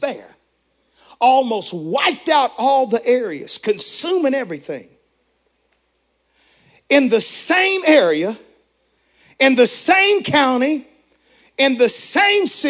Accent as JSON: {"language": "English", "region": "the South", "country": "United States", "said": "I'm from the South"}